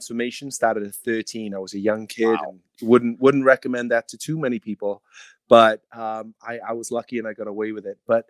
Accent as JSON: {"language": "English", "region": "Wales", "country": "United Kingdom", "moved": "yes", "lives_now": "Clearwater, United States", "said": "I'm Welsh"}